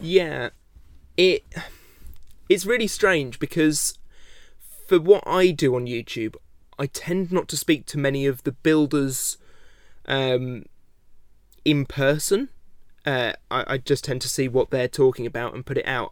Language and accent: English; United Kingdom; I am British